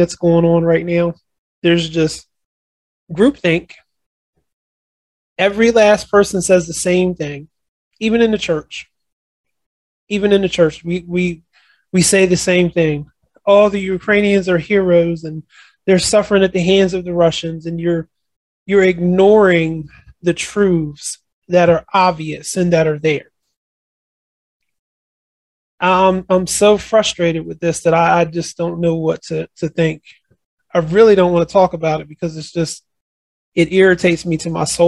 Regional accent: United States; I am an American to the core part of my being

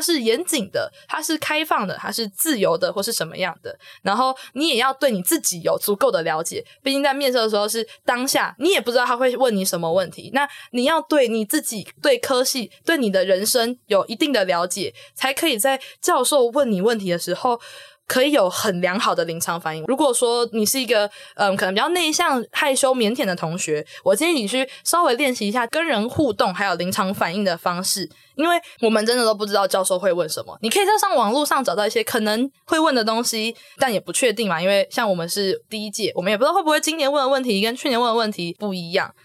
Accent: Kaohsiung, Taiwan; moved away as an adult; now in New Taipei, Taiwan; 我高中的时候就读的是高雄的新庄高中

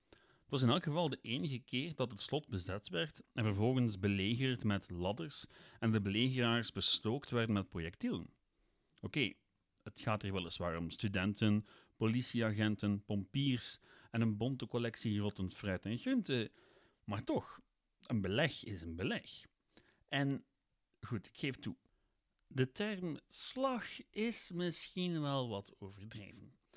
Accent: Ghent, Flanders, Belgium; ik ben van Gent, ik heb in Gent gestudeerd.

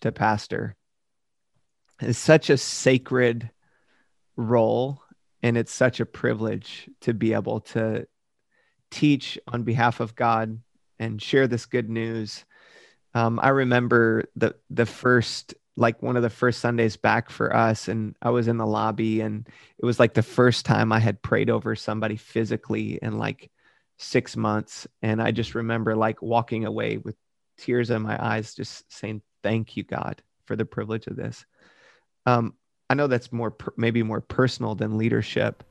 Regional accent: Michigan, United States; moved away; I grew up in Michigan

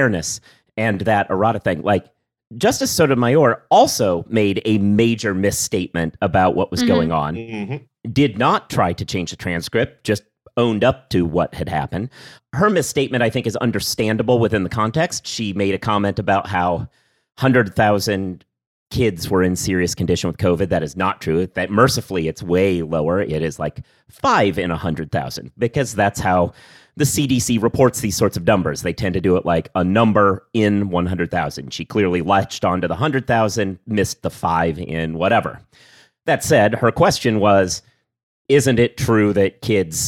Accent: Midwest and West Coast, United States; accent: Midwest and West Coast; first language English; My accent is drawn largely from the Midwest and West Coast

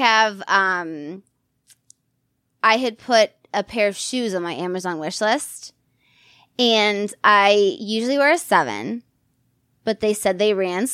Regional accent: San Diego, California, United States; moved away as an adult; now in western Pennsylvania, United States; I'm from San Diego, but I live in Western Pennsylvania.

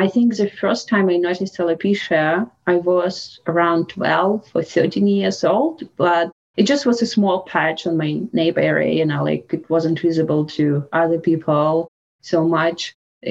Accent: Russia; English is a second language; moved away as an adult; now in Canada; growing up in Russia, my childhood was in 19th in Russia

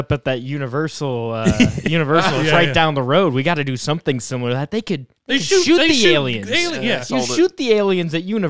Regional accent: Cleveland, Ohio, United States; I'm from Cleveland.

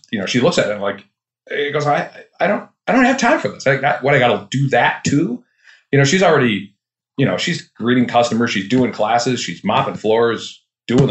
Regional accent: Duluth, Minnesota, United States; I'm from Duluth, Minnesota.

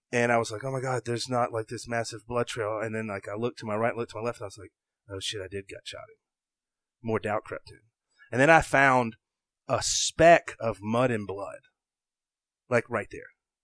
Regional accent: the South, United States; Cause like I had just accomplished something that as a, growing up in the South, you just didn't know if it was ever going to happen

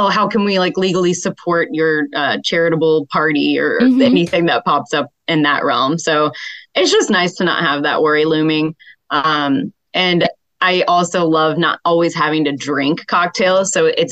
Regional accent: Louisville, Kentucky, United States; moved away as an adult; now in New York City, United States; Originally, I'm from Louisville, Kentucky area

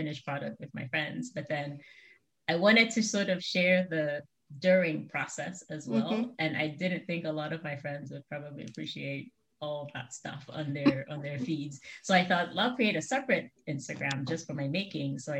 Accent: Nigeria; also born or lived in United States / Brazil; now in Cincinnati, United States; Originally from Nigeria. I was born and raised in Nigeria and have lived in Nigeria, in the US, and in Brazil for a few years.

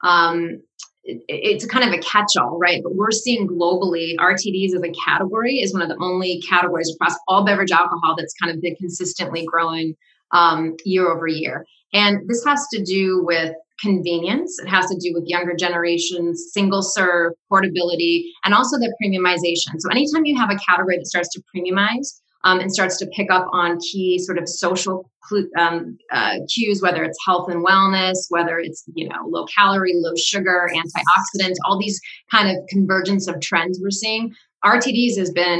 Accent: Seattle, Washington, United States; now in Rhode Island, United States; I grew up in the Seattle area, so I was around a lot of mountains

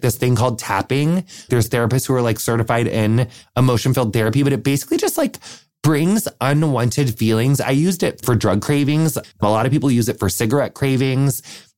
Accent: Wisconsin, United States; I'm from Wisconsin, and I have a question that I'd like to submit for the Q&A call.

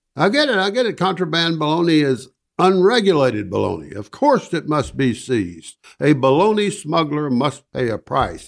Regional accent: Decatur, Georgia, United States; moved away; I grew up in Decatur, just outside Atlanta

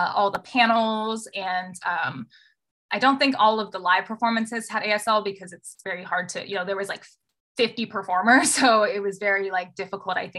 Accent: Southern California, United States; moved away as an adult; also born or lived in Bay Area; I was also born in Southern California and was raised there and then moved to the Bay Area for school

